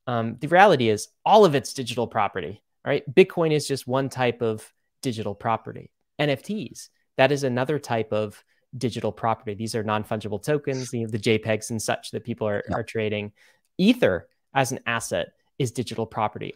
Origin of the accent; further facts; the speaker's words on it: Canada; I was born in Canada